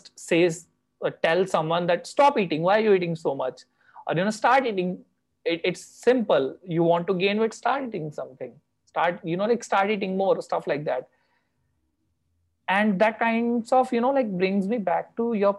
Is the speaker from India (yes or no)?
yes; India; I come from India, which still does not accept LGBT